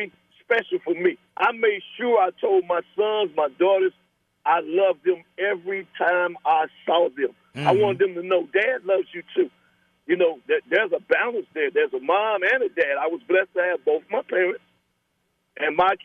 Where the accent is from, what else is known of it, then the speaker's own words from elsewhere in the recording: Lincoln Heights, Ohio, United States; me growing up in Lincoln Heights